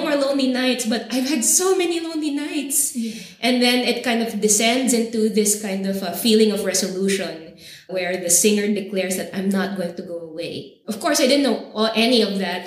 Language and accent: English; Philippines; moved away; as a Filipina living in other places